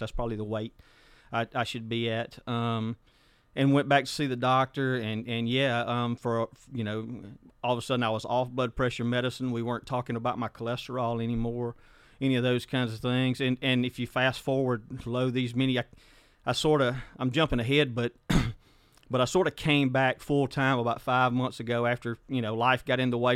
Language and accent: English; Hepzibah community, South Mississippi, United States; I grew up uh, in a little place called uh, we call it Stumptown, Hepzibah community in South Mississippi.